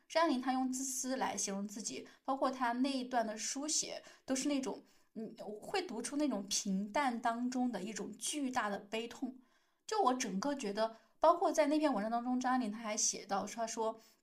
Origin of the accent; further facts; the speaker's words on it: China; 在我们大陆这边